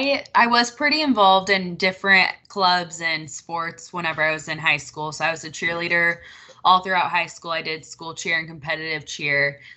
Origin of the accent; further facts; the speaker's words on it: Rogers, Arkansas, United States; So I'm from Rogers, Arkansas.